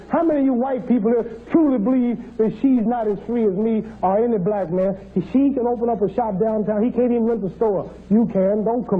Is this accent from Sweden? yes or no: no; England, United Kingdom; I'm from England.